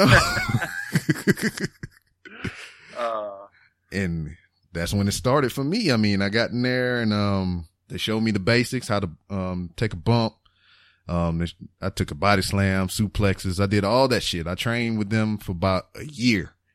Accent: Lake Charles, Louisiana, United States; moved away as an adult; I left Lake Charles

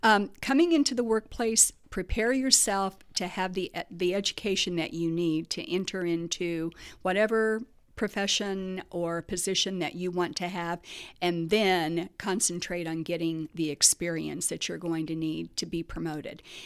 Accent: Muncie, Indiana, United States; moved away as an adult; also born or lived in Miami; a lot of people don't know that I'm from Muncie

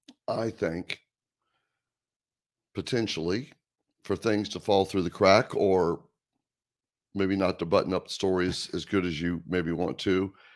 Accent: Greensboro, North Carolina, United States; I grew up in Greensboro, North Carolina.

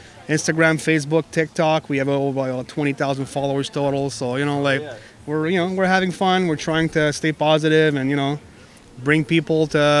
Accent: Montreal, Quebec, Canada; now in New Jersey, United States; I'm from Montreal

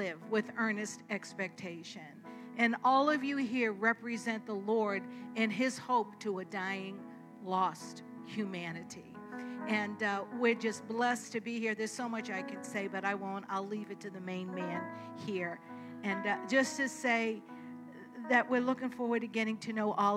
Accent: Boston, Massachusetts, United States; I'm born and raised in Boston, so you will hear that as I speak.

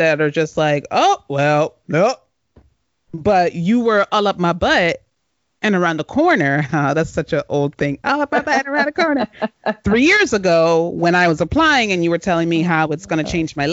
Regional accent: Washington, District of Columbia, United States; if they say where's home, I'm going to say DC area

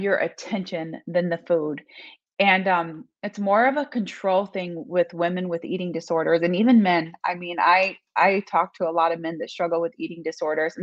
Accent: Las Vegas, Nevada, United States; now in Michigan, United States; Currently living in Michigan, but I grew up in Las Vegas, Nevada.

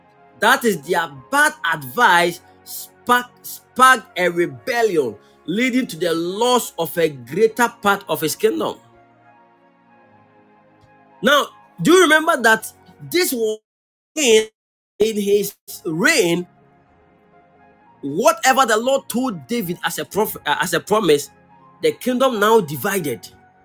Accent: Kumasi, Ashanti, Ghana; I come from Kumasi, and I have a place that we can go.

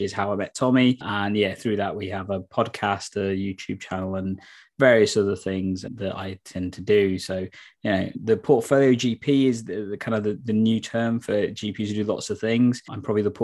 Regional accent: Nottingham, East Midlands, United Kingdom; moved away as an adult; back in my hometown, because that's what made partly one of the reasons why I moved back to Nottingham

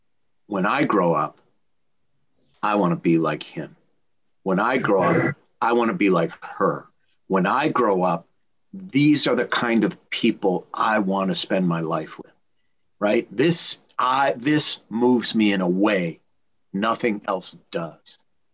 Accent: Minnesota, United States; now in Los Angeles, United States; I came from Minnesota. They were both raised in LA, but they both love hockey and they both love the Minnesota Vikings.

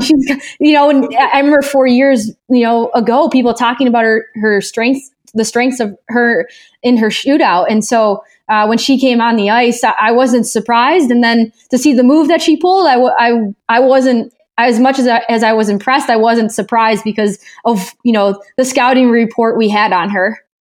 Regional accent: Chicago, Illinois, United States; we're both from the Chicagoland area.

